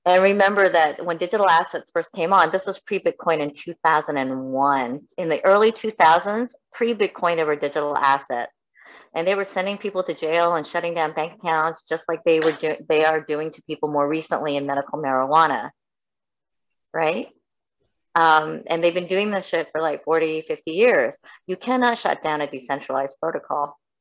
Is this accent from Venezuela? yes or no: no; Canada; also born or lived in South Korea / United States